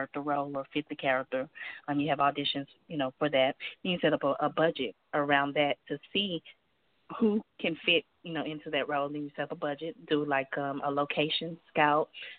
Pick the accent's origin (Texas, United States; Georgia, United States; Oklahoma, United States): Georgia, United States; Athens; I'm from Athens, Georgia.